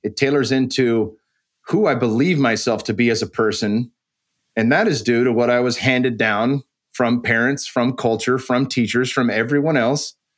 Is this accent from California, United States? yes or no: yes; San Jose, California, United States; also born or lived in Arizona; I moved back home from Arizona to train at American Kickboxing Academy. And that, that had been, you know, one of the greatest camps and still to this day is one of the greatest camps in the world. And it was right in my backyard in San Jose